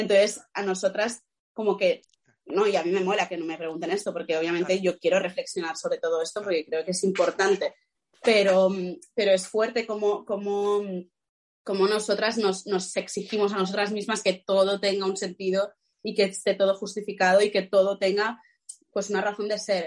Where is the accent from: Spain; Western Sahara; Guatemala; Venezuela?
Spain; Catalonia; como de los actores catalanes